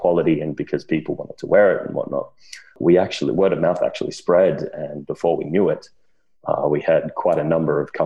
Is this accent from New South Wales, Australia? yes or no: yes; Wagga Wagga, New South Wales, Australia; moved away as an adult; now in London, United Kingdom; I grew up in Wagga Wagga, Australia